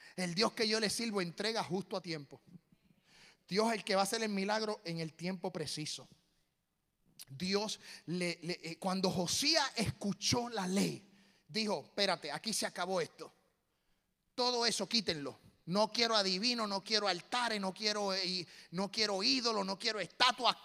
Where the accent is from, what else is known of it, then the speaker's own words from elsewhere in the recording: Puerto Rico; now in Tennessee, United States; Como puertorriqueño.